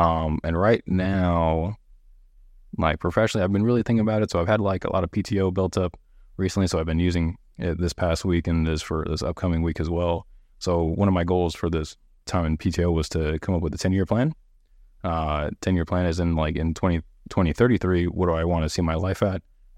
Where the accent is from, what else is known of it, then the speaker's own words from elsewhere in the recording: Honolulu, Hawaii, United States; now in San Antonio, United States; I'm originally from Honolulu, Hawaii, born on the island of Oahu. My mom was active duty military.